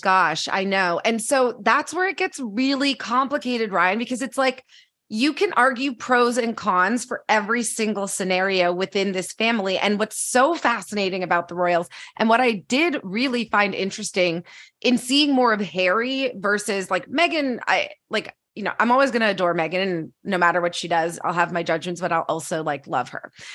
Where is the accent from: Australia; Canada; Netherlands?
Canada; I'm Canadian